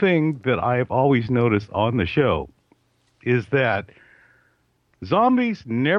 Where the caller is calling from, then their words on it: California, United States; in California.